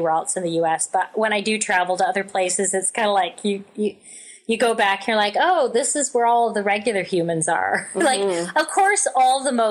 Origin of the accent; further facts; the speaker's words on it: Canada; I feel like I'm Canadian